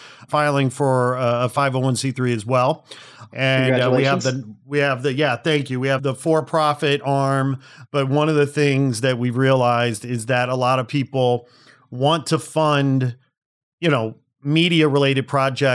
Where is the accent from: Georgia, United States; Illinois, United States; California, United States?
Illinois, United States; Chicago; also born or lived in Canada; now in Los Angeles, United States; I hail from Chicago originally, lived in Canada for a bit